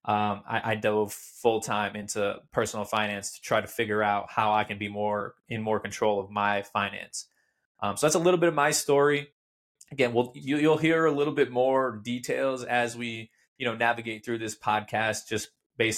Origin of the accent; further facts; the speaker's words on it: Torrington, Connecticut, United States; I was born and raised in Torrington, Connecticut.